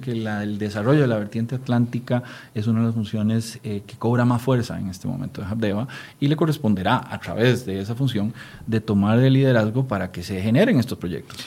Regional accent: Costa Rica; como costarricenses

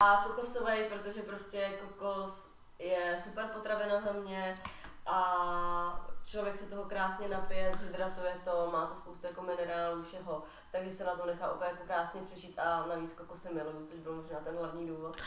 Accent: Czechia; já jsem Češka

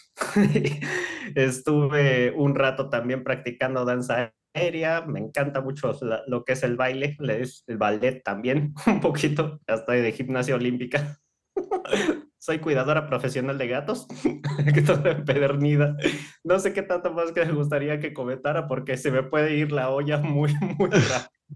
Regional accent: Mérida, Yucatán, Mexico; moved away as an adult; now in Mexico City, Mexico; Yo nací aquí en Ciudad de México por cuestiones del trabajo de mi, de mi familia. En ese tiempo, pues tomamos la decisión o ellos toman la decisión de trasladarnos a la ciudad de Mérida, tendría yo apenas unos cuatro o cinco años, o sea, ya estaba yo todavía muy niña. Y básicamente crecí allá

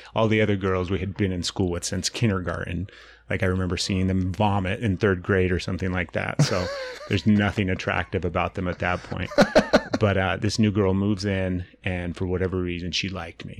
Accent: Utah, United States; I grew up here in Utah

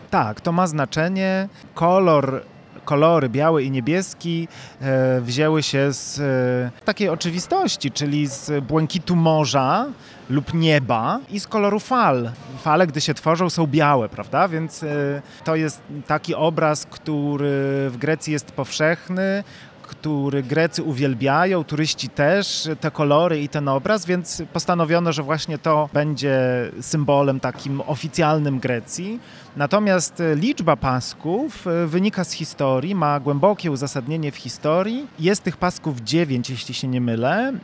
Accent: Chojnów, Lower Silesian Voivodeship, Poland; Ja sam jestem z Chojnowa, a więc e, z mm, bliskiej okolicy 30, Legnicy

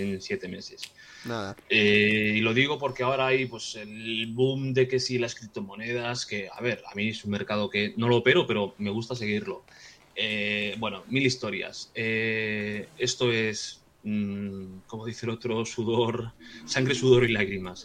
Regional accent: Vigo, Galicia, Spain; soy de, soy de Vigo

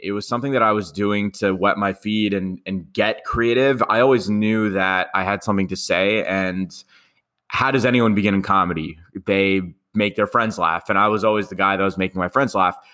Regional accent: New York City, New York, United States; I'm from Queens

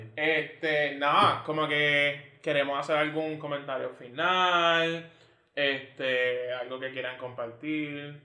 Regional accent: San Germán, Puerto Rico; moved away as an adult; also born or lived in San Juan; soy de San Germán

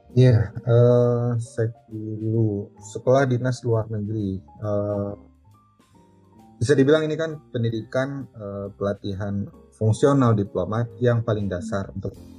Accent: Aceh, Indonesia; moved away as an adult; now in Jeddah, Saudi Arabia; saya itu asalnya dari, dari Aceh

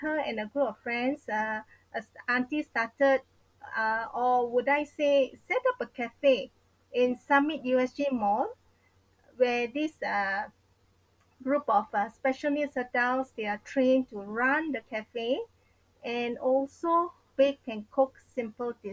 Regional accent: Seremban, Negeri Sembilan, Malaysia; moved away; My hometown is in Seremban

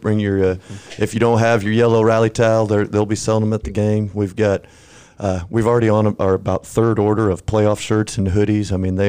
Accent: San Antonio, Texas, United States; I grew up in San Antonio, so I'm a Spurs guy.

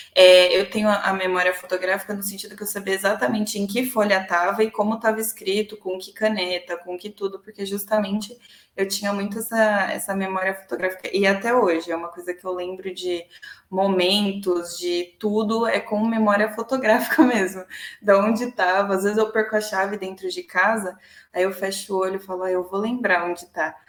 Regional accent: Santo André, São Paulo, Brazil; also born or lived in São Bernardo do Campo; Sempre morei em Santo André, nunca morei em outra cidade

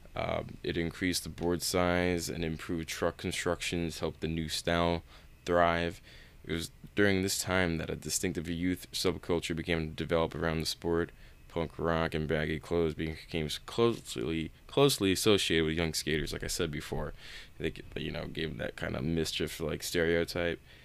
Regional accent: East Coast, United States; I grew up on the East Coast

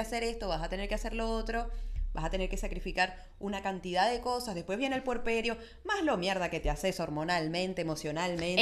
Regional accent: Venezuela; soy venezolana

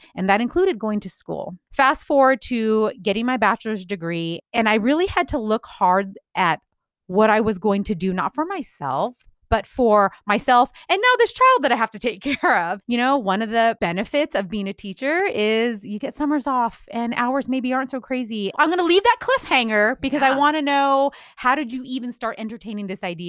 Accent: California, United States; I am speaking as a Californian native, born and raised.

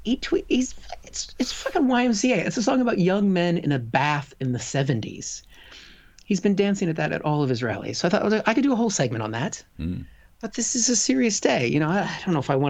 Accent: United States; as an American

